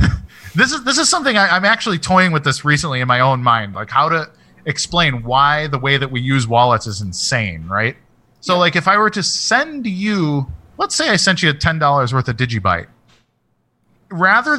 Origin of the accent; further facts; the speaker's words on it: United States; as an American